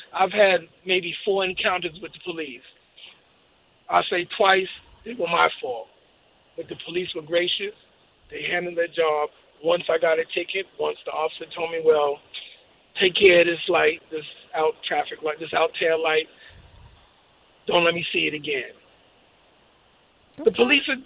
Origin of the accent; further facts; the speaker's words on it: New York City, New York, United States; moved away as an adult; also born or lived in Belmar, New Jersey; now in Camden, United States; I came down here from Brooklyn in 1995 when it was bad